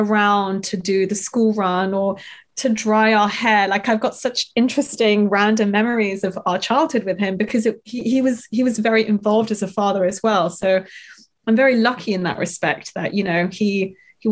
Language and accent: English; London, United Kingdom; we grew up in North London and we had a nice sort of normal life